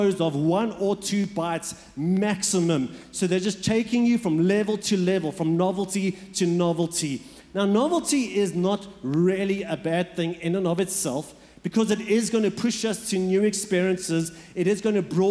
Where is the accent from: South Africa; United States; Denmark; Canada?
South Africa; Port Elizabeth, Eastern Cape; moved away; also born or lived in Johannesburg; I was born in Johannesburg, and then we moved, when I was about 7 years old, we moved to what's known as Port Elizabeth.